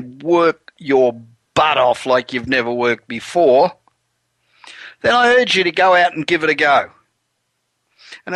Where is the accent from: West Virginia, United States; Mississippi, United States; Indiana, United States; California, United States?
California, United States; Los Angeles; I'm back in my hometown of Los Angeles